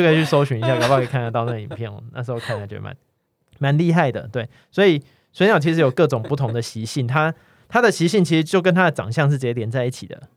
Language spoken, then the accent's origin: Chinese; Kaohsiung, Taiwan; 我在对。高雄长大